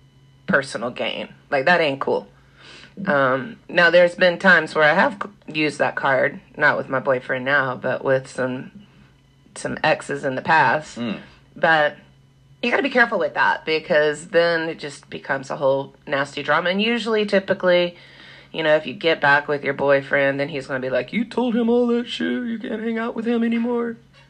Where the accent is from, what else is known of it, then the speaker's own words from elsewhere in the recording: the South, United States; Yeah, I'm from the South, and Like, I've been out here for a little bit, and it's been a little shocking because it is, there's the lack of loyalty.